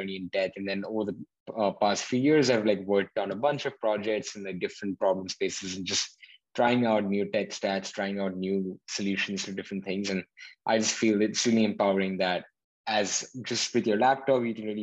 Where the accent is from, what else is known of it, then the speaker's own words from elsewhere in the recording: Hyderabad, Telangana, India; moved away as an adult; now in Berkeley, United States; I was born in India and then grew up in a city called Hyderabad for 18 years of my life